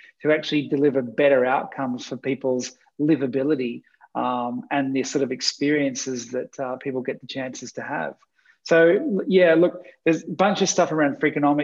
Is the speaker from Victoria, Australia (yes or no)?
yes; Wangaratta, Victoria, Australia; when I was a kid growing up in Wangaratta